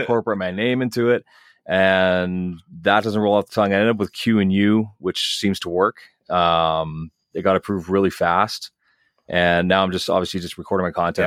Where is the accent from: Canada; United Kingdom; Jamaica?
Canada; Dauphin, Manitoba; I grew up in Dauphin